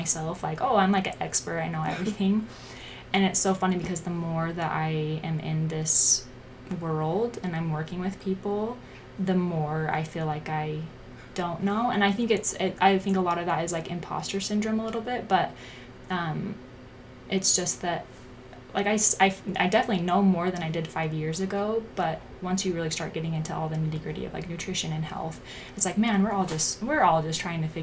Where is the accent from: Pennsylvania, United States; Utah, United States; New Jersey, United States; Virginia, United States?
Utah, United States; Pleasant Grove; I grew up in Pleasant Grove, Utah.